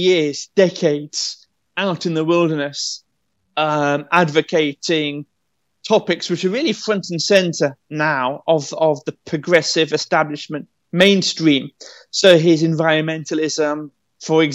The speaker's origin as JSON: {"language": "English", "country": "United Kingdom", "said": "As a Brit"}